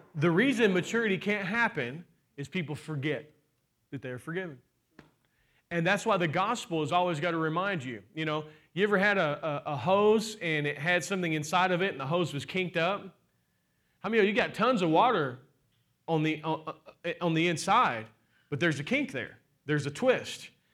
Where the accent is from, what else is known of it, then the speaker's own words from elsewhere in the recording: Kentucky, United States; I'm from Kentucky